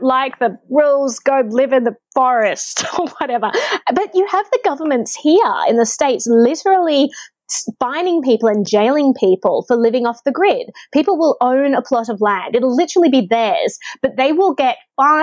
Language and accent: English; Australia; as an Australian, I could live in New Zealand